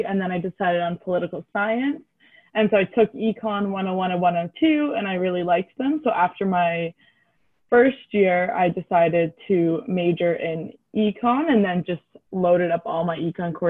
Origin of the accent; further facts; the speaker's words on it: Aurora, Ontario, Canada; I'm from Aurora, which is about an hour outside of Toronto.